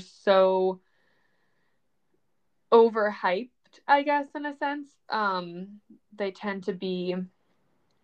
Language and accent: English; Medfield, Massachusetts, United States; In the town I grew up in Massachusetts, it's called Medfield